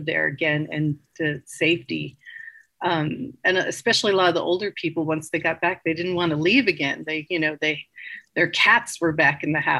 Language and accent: English; Los Angeles, California, United States; moved away as an adult; also born or lived in Greenville, California; I'm from Los Angeles originally